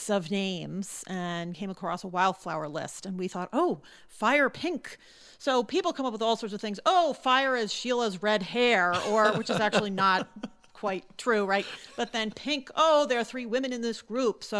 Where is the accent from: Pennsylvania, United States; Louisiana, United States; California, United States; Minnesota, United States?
Pennsylvania, United States; Philadelphia; moved away; I'm actually from Philadelphia